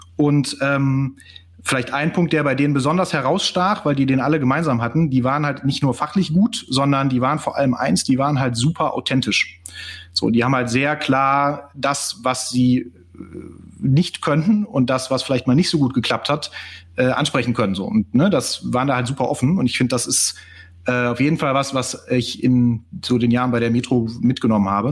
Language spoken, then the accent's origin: German; Cologne, North Rhine-Westphalia, Germany; habe BWL in Köln studiert, bin auch Kölner